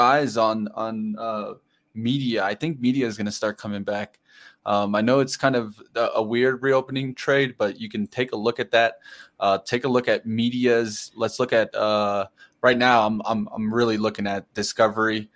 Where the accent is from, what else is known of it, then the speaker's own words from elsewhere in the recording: Colorado, United States; I'm from Colorado